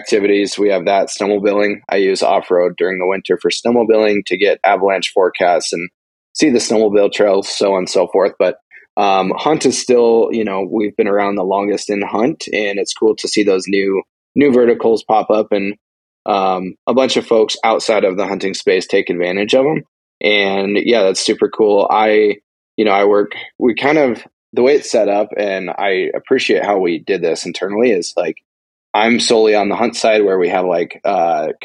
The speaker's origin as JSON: {"language": "English", "region": "Montana", "country": "United States", "tie": "born or raised there", "said": "I was born and raised in Montana. I still live in Montana. I've never lived in any other state."}